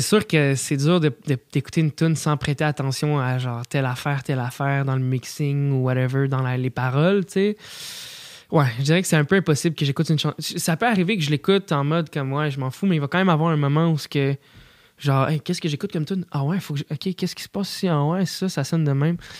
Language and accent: French; Quebec, Canada; mes racines, tu sais, de comme le sirop d'érable québécois